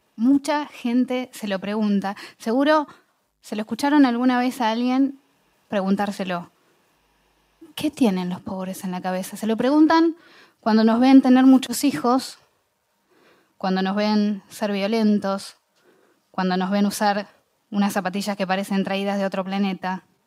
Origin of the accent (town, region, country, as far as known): Bahía Blanca, Buenos Aires Province, Argentina; born or raised there